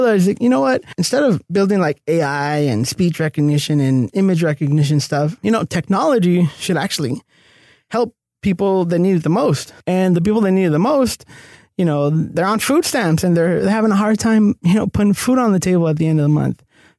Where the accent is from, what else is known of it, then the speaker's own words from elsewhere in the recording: El Cerrito, California, United States; now in Los Angeles, United States; I'm born and raised in El Cerrito, California. It's kind of like nearby East LA. Mm-hmm. And traditionally, you know, low income neighborhood, Hispanic.